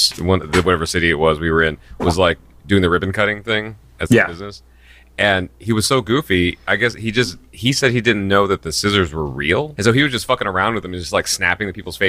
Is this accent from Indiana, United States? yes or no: yes; Indiana, United States; I grew up in Indiana